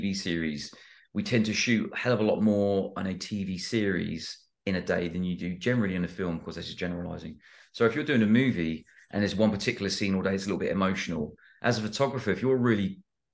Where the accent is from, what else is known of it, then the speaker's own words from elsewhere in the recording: United Kingdom; I'm British